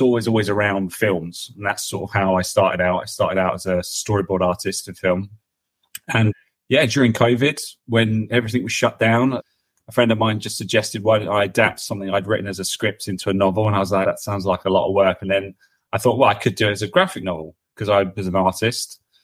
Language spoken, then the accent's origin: English; London, United Kingdom; I grew up in London